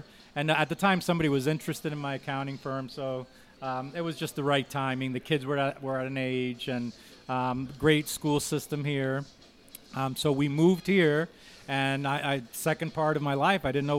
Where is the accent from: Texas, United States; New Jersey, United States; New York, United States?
New Jersey, United States; Jersey Shore; also born or lived in Cuba / Union City, New Jersey; now in Powell, United States; I mean, I'm a Jersey guy. I grew up in the Jersey Shore.